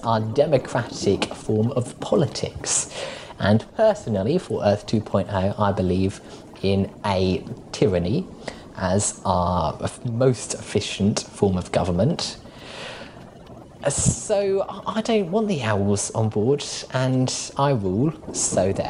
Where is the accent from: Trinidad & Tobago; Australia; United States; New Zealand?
Australia; moved away as an adult; now in United Kingdom; I only moved to Australia when I was about 5